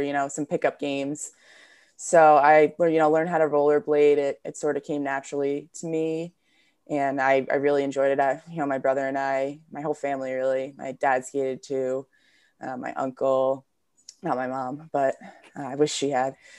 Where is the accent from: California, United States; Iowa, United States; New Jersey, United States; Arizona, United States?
New Jersey, United States; I grew up in New Jersey.